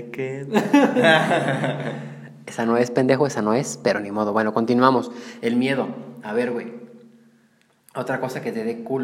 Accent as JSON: {"language": "Spanish", "country": "Mexico"}